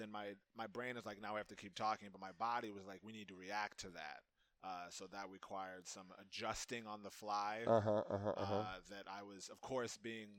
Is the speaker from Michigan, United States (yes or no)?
no; Cincinnati, Ohio, United States; Born and raised in Cincinnati.